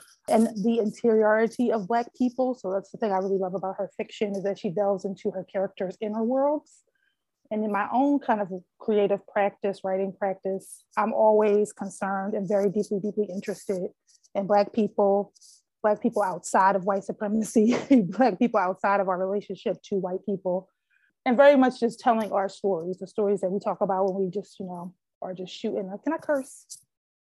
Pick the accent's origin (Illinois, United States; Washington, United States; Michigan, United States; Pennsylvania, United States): Pennsylvania, United States; Philadelphia; also born or lived in New York; I am from Philadelphia, born and raised